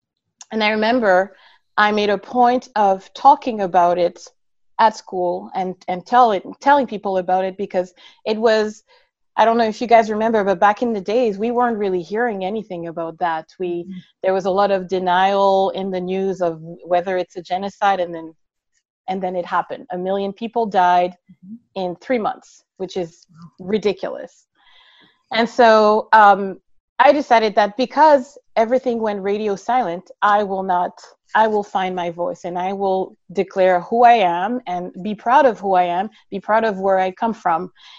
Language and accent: English; Brussels, Belgium; also born or lived in Congo / Montreal, Canada; I was born in Congo. I'm originally from Rwanda and grew up in Belgium in Brussels. And then from Brussels, lived in Montreal and grew up in Montreal.